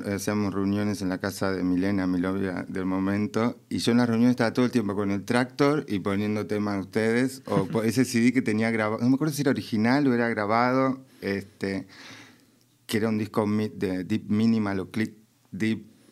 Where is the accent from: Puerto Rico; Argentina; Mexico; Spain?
Argentina; Mendoza; moved away; en Mendoza, de donde vengo